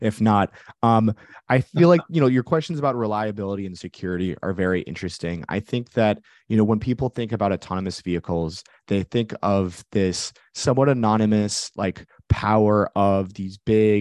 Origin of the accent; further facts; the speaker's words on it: Bay Area, California, United States; also born or lived in San Francisco; I grew up in the Bay Area